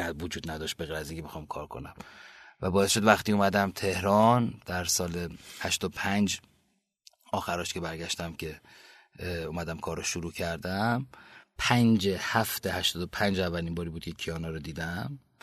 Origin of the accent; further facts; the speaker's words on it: Kerman Province, Iran; also born or lived in Bam / England; now in Tehran, Iran; من سال 59 که به بودم بابام شهردار بم بودن